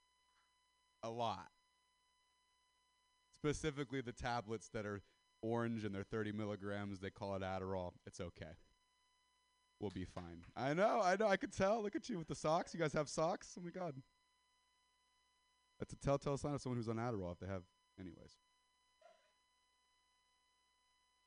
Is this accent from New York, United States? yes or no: no; California, United States; I'm white, I'm from Sister Valley, California